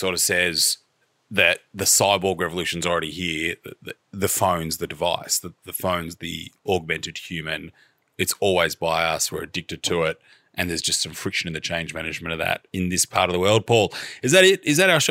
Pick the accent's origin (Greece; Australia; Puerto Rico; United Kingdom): Australia; Melbourne, Victoria; I was asked, where are you from? Melbourne.